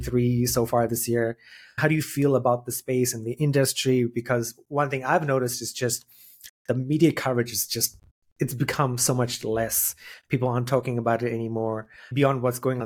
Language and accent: English; South Africa; moved away as an adult; now in Asia; I'm Indian and my parents are the same thing, like doctor, lawyer in South Africa